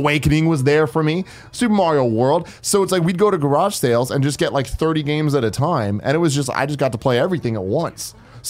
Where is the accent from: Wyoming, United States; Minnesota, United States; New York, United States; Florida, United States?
New York, United States; I'm from the New York area, play a little of everything, and I'm down to chat with anyone.